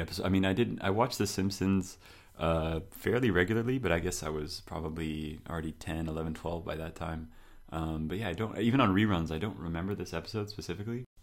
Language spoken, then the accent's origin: English; United States; moved away as an adult; now in France; I'm American